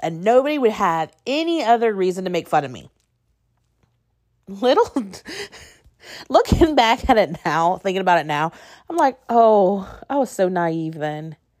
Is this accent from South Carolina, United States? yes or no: no; northern Indiana, United States; also born or lived in Purdue University, Indiana; I grew up in what I would say was a small town, U S A, in northern Indiana